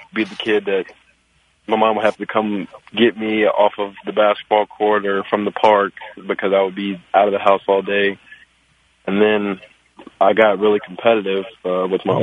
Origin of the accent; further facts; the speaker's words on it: Louisville, Kentucky, United States; I grew up in Louisville, uh, born and raised all my life